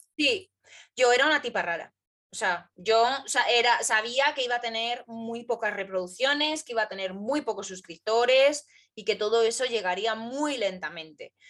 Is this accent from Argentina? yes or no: no; Madrid, Community of Madrid, Spain; a los madrileños nos conocen como gatos